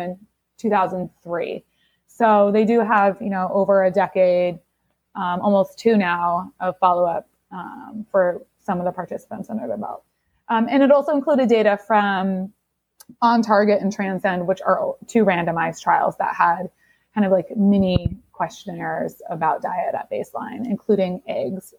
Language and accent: English; Seattle, Washington, United States; I grew up grunge in the Seattle in Seattle in the '90s